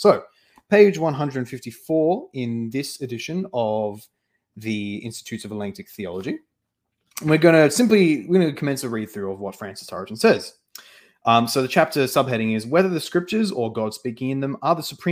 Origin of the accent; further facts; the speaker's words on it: Australia; me as an Australian and not even a rural Australian, but like a suburban Australian